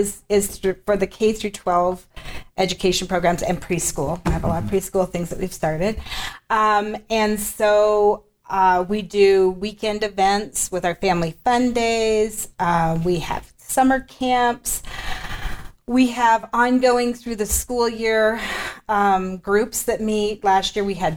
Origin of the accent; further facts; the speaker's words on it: Twin Falls, Idaho, United States; also born or lived in Montana; now in Pocatello, United States; I was born and raised in Idaho